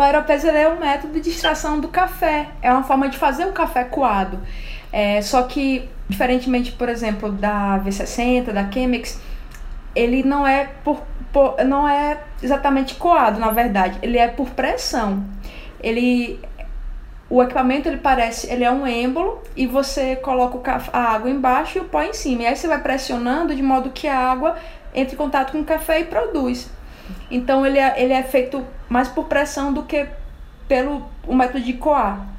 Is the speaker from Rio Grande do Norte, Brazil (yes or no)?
no; Alagoas, Brazil; sou nordestina, né? Eu nasci em Alagoas